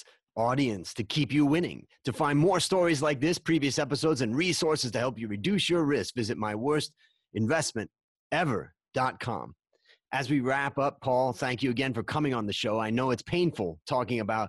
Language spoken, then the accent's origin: English; Hudson, Ohio, United States; my hometown of Hudson, Ohio